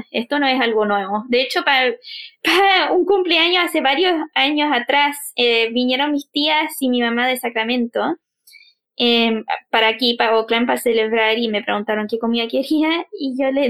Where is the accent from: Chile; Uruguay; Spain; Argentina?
Chile; quizás lo alejado que somos los chilenos de Centroamérica.